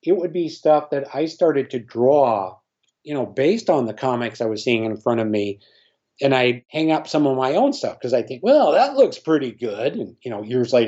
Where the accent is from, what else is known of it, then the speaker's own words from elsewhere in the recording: Minnesota, United States; growing up in Minnesota, I had a Harmon Killebrew poster